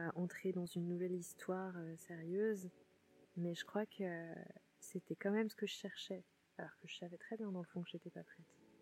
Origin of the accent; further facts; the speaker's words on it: southern Vendée, Pays de la Loire, France; moved away; je suis dans le Marais Poitevin, sud Vendée. Et, et là, je suis vraiment chez moi, chez moi, quoi. Là où j'ai grandi